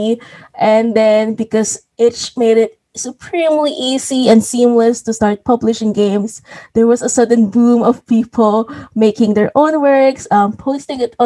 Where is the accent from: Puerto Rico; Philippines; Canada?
Philippines; I'm a Filipino